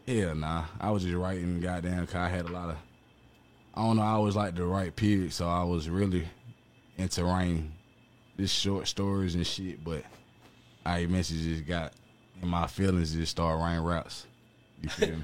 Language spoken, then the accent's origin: English; Atlanta, Georgia, United States; I was born at goddamn South Fulton Hospital right here off Cleveland Avenue